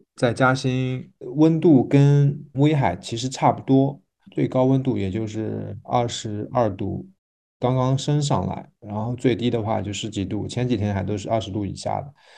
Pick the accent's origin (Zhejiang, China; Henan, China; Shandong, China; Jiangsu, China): Zhejiang, China; Jiaxing; 我们这里有樱桃，但我们这个方言不叫樱桃